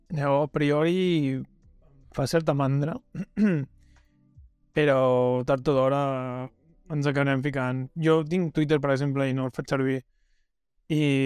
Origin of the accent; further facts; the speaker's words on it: El Masnou, Catalonia, Spain; el meu cine, en el cine del Masnou